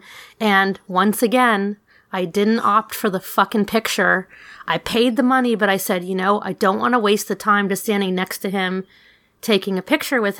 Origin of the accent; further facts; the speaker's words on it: New York City, New York, United States; I grew up in New York City in a melting pot.